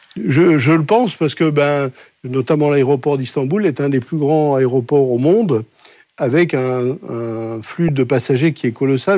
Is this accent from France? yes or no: yes; Colmar, Grand Est, France; moved away; je suis né donc à Colmar, dans une famille dont je suis la quatrième génération de boulanger-pâtissier